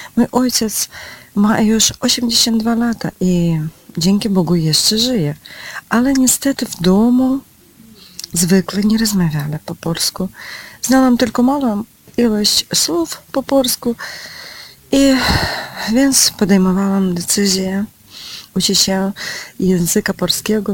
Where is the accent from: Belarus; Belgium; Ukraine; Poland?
Ukraine; Polish is a second language; Jestem z Ukrainy